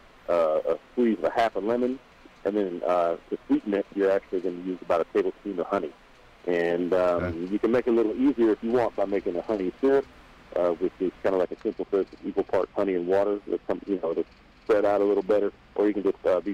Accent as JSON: {"language": "English", "town": "Kansas City", "region": "Missouri", "country": "United States", "tie": "born or raised there", "moved": "yes", "said": "That's my hometown"}